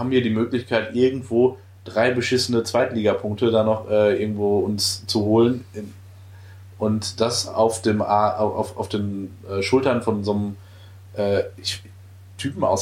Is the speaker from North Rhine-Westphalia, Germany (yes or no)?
yes; Dortmund, North Rhine-Westphalia, Germany; da muss ich selbst als Dortmunder sagen, das war wirklich eine beeindruckende, äh, ähm, beeindruckender Werbespot